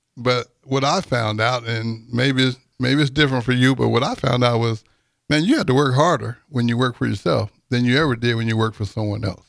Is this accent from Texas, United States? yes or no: yes; Texas, United States; now in Lincoln, United States; I'm from Texas